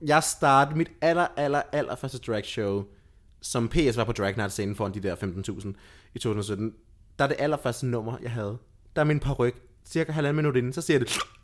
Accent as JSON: {"language": "Danish", "area": "Lolland", "region": "Zealand", "country": "Denmark", "tie": "born or raised there", "said": "jeg voksede op i et samfund, som var meget intermissionsk. Mm-hmm. For jeg er fra Lolland"}